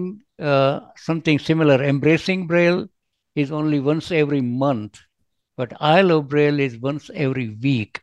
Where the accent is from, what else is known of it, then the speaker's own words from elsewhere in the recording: India; now in Hayward, United States; I live in the United States, but although I'm originally from India, I settled in America